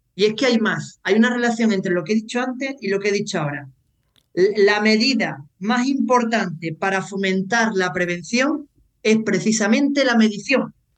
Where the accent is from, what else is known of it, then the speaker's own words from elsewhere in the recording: Seville, Andalusia, Spain; also born or lived in Croatia / Ireland; un andaluz sevillano en el extranjero